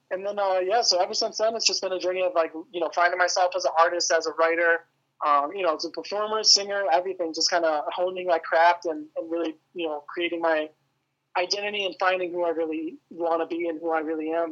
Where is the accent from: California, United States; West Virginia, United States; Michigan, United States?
Michigan, United States; outside Metro Detroit; I, live like just outside of like Metro Detroit area. Um, it's kind of a smaller town, but yeah, but I've lived here my whole life